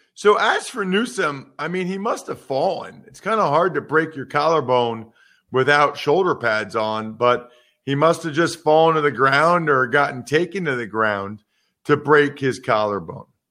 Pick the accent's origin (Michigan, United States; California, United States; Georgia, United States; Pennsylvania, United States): Pennsylvania, United States; I'm from Pennsylvania